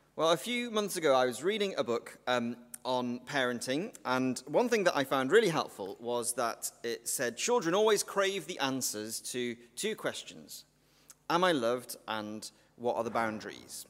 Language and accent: English; Welsh, Wales, United Kingdom; I'm Welsh